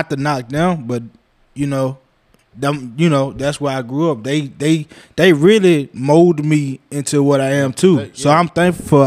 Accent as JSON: {"language": "English", "town": "Lecompte", "region": "Louisiana", "country": "United States", "said": "even though I'm from Lecompte, you was the first barber I know that opened a barbershop there."}